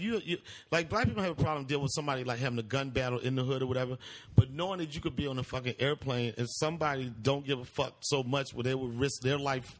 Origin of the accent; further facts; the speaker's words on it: Baltimore area, Maryland, United States; I'm from the Baltimore area